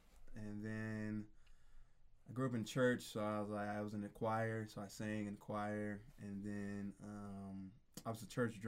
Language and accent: English; Phoenix, Arizona, United States; also born or lived in St. Louis, Missouri; Born in St. Louis, Missouri. Moved out to Phoenix when I was 9.